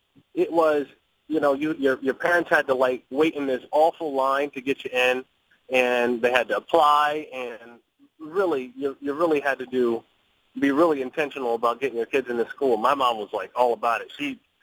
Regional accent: Harrisburg, Pennsylvania, United States; grew up an hour away from Philly, 2 hours from Pittsburgh, so two and a half. I grew up in Harrisburg, Pennsylvania, the capital.

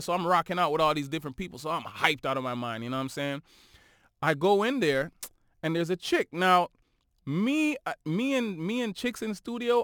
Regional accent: Toronto, Ontario, Canada; we are from Toronto

